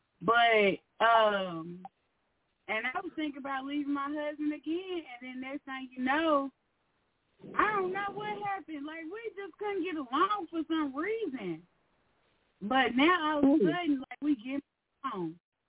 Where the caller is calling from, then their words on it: Arkansas, United States; from Arkansas.